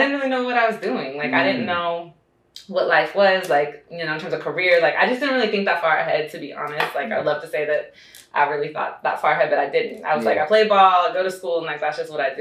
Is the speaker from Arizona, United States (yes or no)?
no; Seattle, Washington, United States; moved away as an adult; also born or lived in Brooklyn, New York / Las Vegas; I was born in Seattle. Okay. Then raised bi-coastal, so Brooklyn and Seattle.